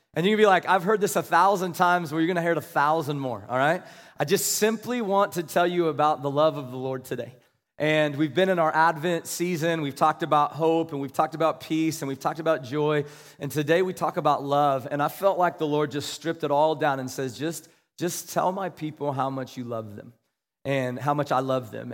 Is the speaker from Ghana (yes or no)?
no; Kansas, United States; I was from Kansas